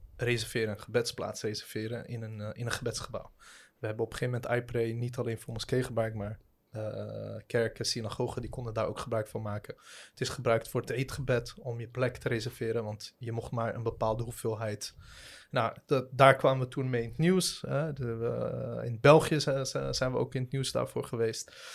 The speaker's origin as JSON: {"language": "Dutch", "town": "Rotterdam", "region": "South Holland", "country": "Netherlands", "tie": "born or raised there", "also_born_or_lived": "The Hague", "lives_now": "Ridderkerk, Netherlands", "said": "geboren in Den Haag, opgegroeid in Rotterdam, eh, wonend nu in Ridderkerk"}